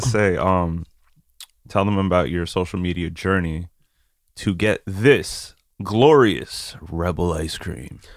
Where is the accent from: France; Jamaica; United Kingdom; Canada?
France; I was born in France